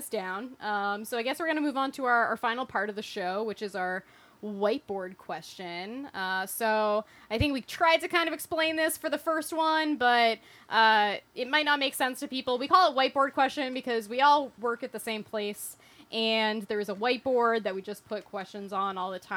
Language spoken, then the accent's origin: English; Boston, Massachusetts, United States; I'm from Boston